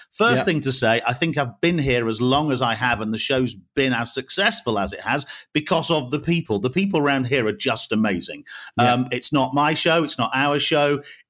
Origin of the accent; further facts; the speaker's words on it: Wales, United Kingdom; born there; also born or lived in Yorkshire and the Humber / North West England; now in West Midlands, United Kingdom; So I'm not from around here. I was born in Wales originally, and then lived a lot of my life in Yorkshire, was a student in the Northwest. So I arrived in the West Midlands in 2000